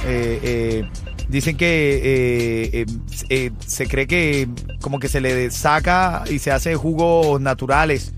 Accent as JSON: {"language": "Spanish", "country": "Venezuela", "said": "como venezolano"}